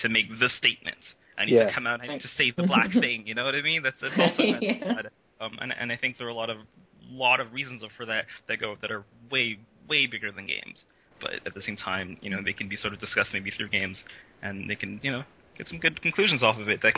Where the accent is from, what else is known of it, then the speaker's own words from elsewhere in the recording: Montreal, Quebec, Canada; I was born in Montreal. I've born and lived here my whole life.